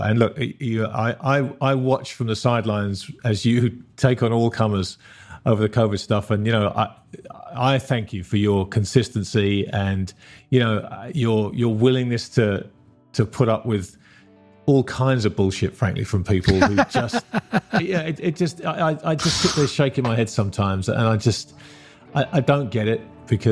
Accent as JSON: {"language": "English", "country": "United Kingdom", "tie": "born or raised there", "moved": "yes", "lives_now": "Australia", "said": "my home country of Britain and my adopted home country of Australia"}